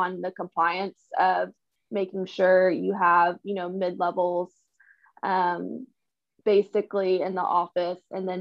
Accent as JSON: {"language": "English", "area": "small town near Bastrop and La Grange", "region": "Texas", "country": "United States", "tie": "born or raised there", "said": "I actually grew up in a small town, like an hour and 45 minutes outside of Austin, towards like Bastrop and LaGrange"}